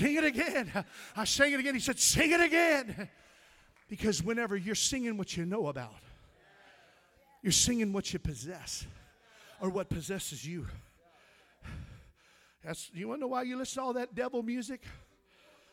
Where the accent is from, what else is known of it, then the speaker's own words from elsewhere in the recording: Missouri, United States; I grew up in Missouri, and I was a country bumpkin